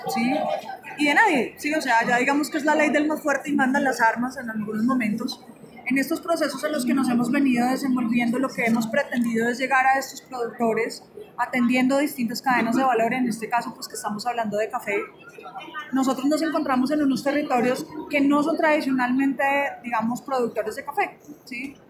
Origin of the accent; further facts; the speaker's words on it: Colombia; yo soy colombiana